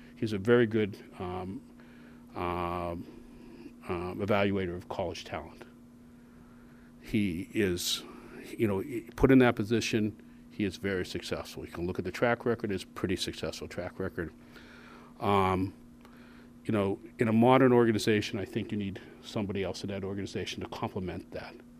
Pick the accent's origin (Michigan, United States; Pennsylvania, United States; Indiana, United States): Pennsylvania, United States; Pittsburgh; moved away; I'm obviously from Pittsburgh, which, which you guys know. I was with the Steelers for a lot of years, and obviously there's a toughness and discipline that's, um, known for that city and for that team. And so I'm not gonna ignore that, and it's something I, I grew up